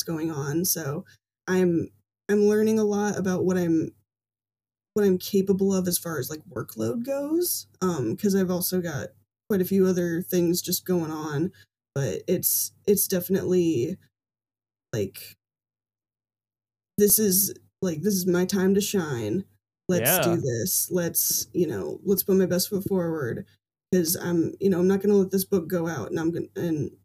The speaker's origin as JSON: {"language": "English", "town": "Fort Wayne", "region": "Indiana", "country": "United States", "tie": "born or raised there", "said": "my hometown here in Fort Wayne"}